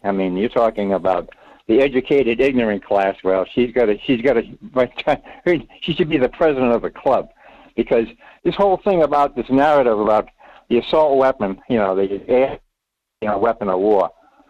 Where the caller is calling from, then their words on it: Rhode Island, United States; It's … in Rhode Island.